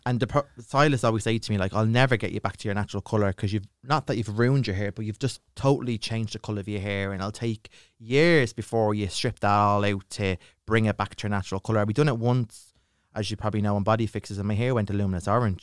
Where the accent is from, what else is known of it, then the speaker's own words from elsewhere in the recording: Dublin, Leinster, Ireland; accent: Dublin; I grew up in Ballyfermot